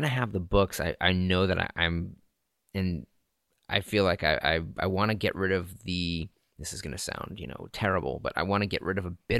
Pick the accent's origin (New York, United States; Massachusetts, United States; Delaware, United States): Massachusetts, United States; Lynn; That's kind of like the city I grew up in north of Boston, Lynn, Massachusetts.